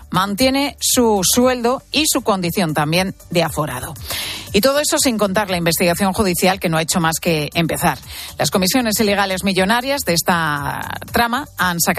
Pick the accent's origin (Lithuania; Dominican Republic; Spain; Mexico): Spain; recientes estudios nos dicen que somos los europeos más despreocupados con nuestra seguridad en Internet. Fíjate que solo un 17% de españoles, tres puntos por debajo de la media europea